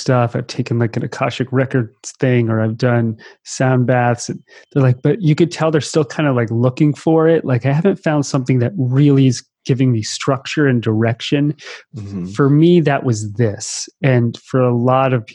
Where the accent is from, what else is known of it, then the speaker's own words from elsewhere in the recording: East Coast, United States; moved away; I grew up on the East Coast